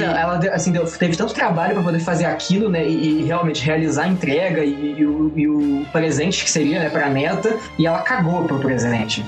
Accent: Juiz de Fora, Minas Gerais, Brazil; Eu sou é, é distrito do Rio de Janeiro, né? Juiz de Fora, Minas Gerais

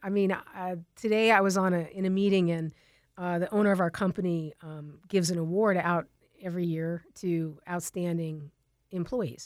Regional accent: Tucson, Arizona, United States; also born or lived in California; I grew up in Tucson. Um, I've lived here, uh, almost my, my whole life

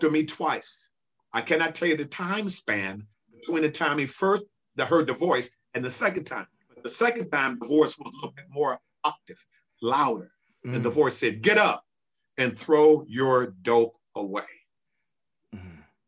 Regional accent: Centerview, California, United States; I grew up in Centerview

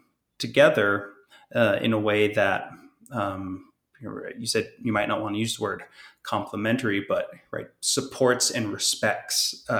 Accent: Hawaii, United States; I'm, as you mentioned in my introduction, I'm Native Hawaiian, Kanaka O'iwi, and in Native Hawaiian belief systems

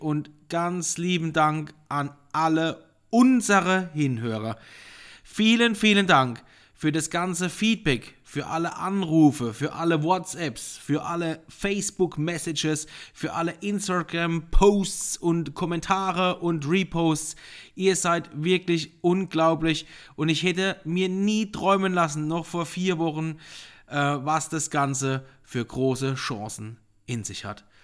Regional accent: Ruppertsberg, Rhineland-Palatinate, Germany; ich bin ein richtiger Pelzerbu. Ursprünglich komme ich schon aus Rubertsberg von der Mittelhart

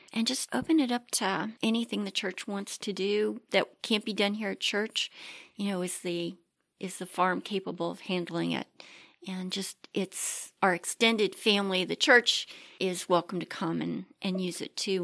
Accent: Maryland, United States; moved away as an adult; also born or lived in Pittsburgh; now in Ohio, United States; I was raised on Maryland steamed crabs

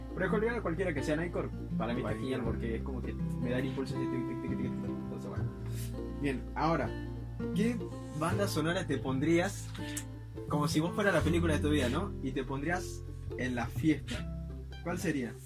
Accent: Ushuaia, Tierra del Fuego, Argentina; mi niñez, eh, que fue en Ushuaia

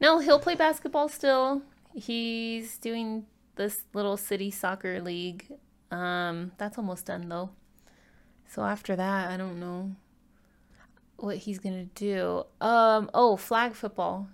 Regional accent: California, United States; also born or lived in Ecuador (parents); now in Utah, United States; I was born in California

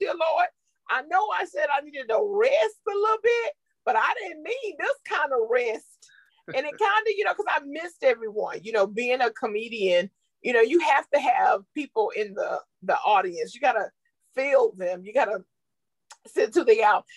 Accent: Greenville, South Carolina, United States; I am from Greenville, South Carolina

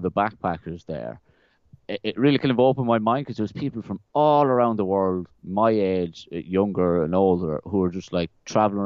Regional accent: west of Ireland, Ireland; moved away as an adult; also born or lived in South London, United Kingdom / Carlow, Ireland; now in Wellington, New Zealand; we moved to like the west of Ireland, which is where all the really romantic, fiddly Irish movies are made, because it looks really Irish. That I was there, I lived there for like 12 years

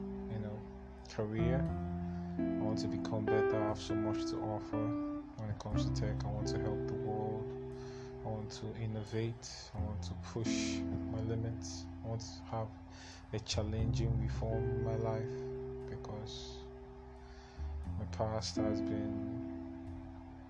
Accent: Enugu State, Nigeria; also born or lived in Imo State; I'm from Imo State to be precise. But I was born and I grew up in Enugu State, the East. So I'm Igbo.

